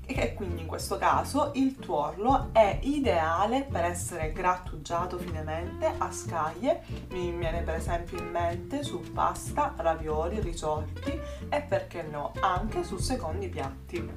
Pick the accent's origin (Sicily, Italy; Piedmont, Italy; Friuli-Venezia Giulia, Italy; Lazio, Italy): Sicily, Italy